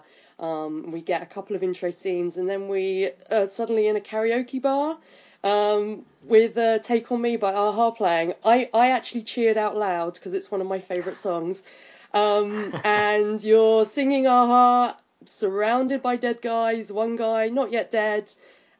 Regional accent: England, United Kingdom; I'm English.

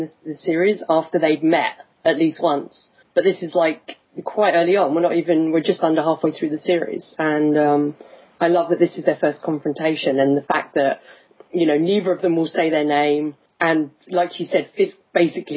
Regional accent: England, United Kingdom; I'm English

